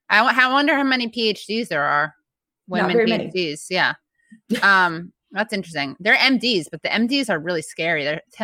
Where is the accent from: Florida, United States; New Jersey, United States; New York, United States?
New York, United States; New York City; accent: New York; I grew up on the Upper West Side. My mom's from, I'm half Bronxian, half Queensian.